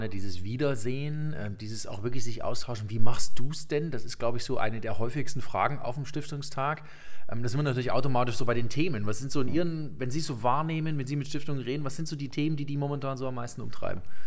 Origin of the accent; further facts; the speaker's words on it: Leipzig, Saxony, Germany; in Leipzig, in meiner Geburtsstadt